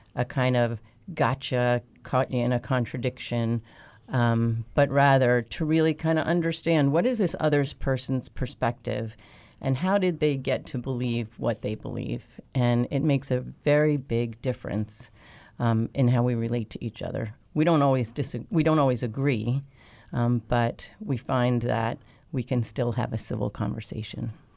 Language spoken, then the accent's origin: English; New York, United States; moved away as an adult; now in Wilmington, United States; I am originally from New York, but have been in Wilmington for over 20 years